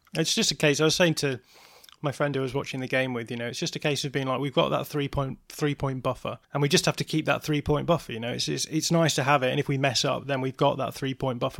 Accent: England, United Kingdom; I am English

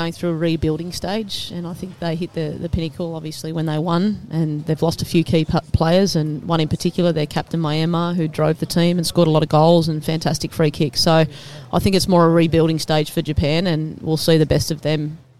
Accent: Campbelltown, New South Wales, Australia; growing up in Campbelltown myself

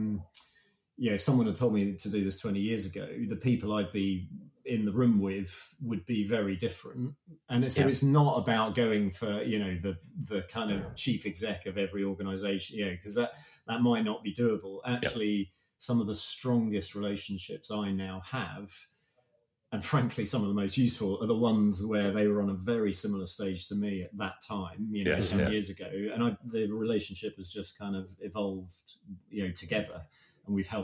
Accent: United Kingdom; we're so British

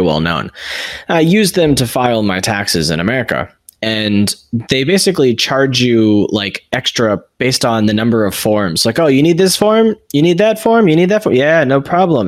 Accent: United States; I'm American.

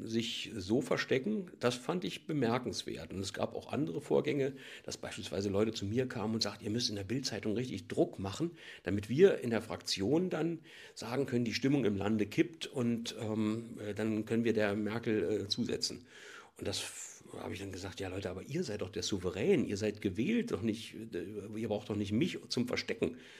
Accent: East Germany, Germany; ich komme ja aus der DDR

